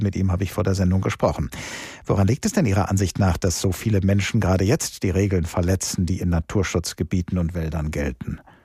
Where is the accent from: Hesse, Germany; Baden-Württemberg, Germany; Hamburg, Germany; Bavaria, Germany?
Hesse, Germany; hier bei uns in Hessen